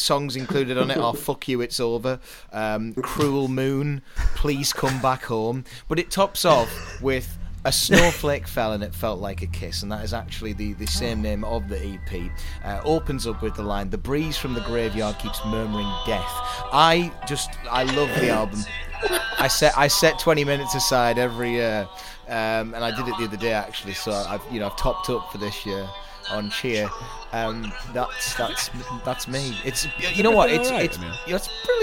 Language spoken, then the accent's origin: English; United Kingdom; I'm from a cold, hardened area of the north, and I live on my own.